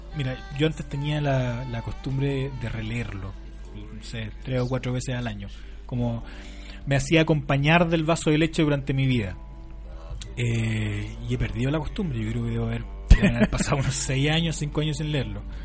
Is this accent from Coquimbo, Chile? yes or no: yes; La Serena, Coquimbo, Chile; la Universidad de La Serena, de donde yo provengo